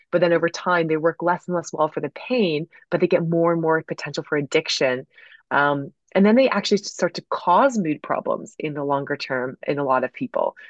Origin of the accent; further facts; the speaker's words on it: United States; growing up in the States